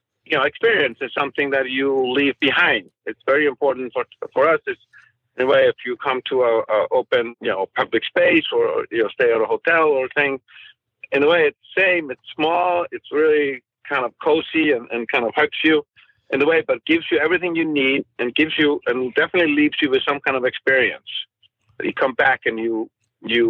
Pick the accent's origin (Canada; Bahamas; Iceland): Iceland; now in Santa Monica, United States; growing up in Iceland, where the weather is, you know, extremely hard.